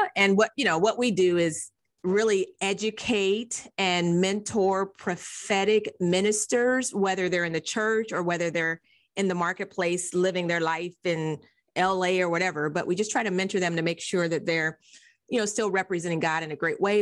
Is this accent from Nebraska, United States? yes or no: yes; Nebraska, United States; I grew up in Nebraska